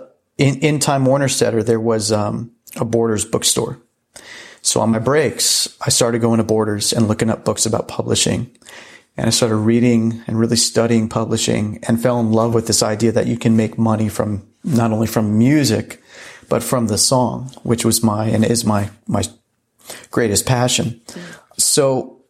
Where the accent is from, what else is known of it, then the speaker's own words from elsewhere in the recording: Clearwater, Florida, United States; moved away as an adult; also born or lived in Atlanta, Georgia; I grew up in Clearwater, Florida.